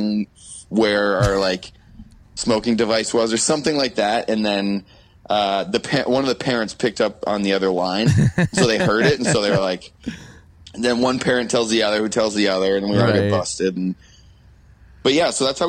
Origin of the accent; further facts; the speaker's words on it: Oakville, Ontario, Canada; I'll always say Oakville